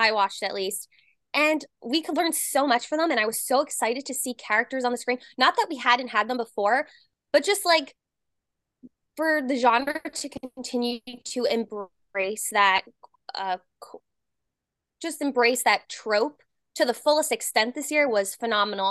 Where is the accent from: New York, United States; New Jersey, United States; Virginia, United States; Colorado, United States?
New Jersey, United States; moved away; I'm originally from Jersey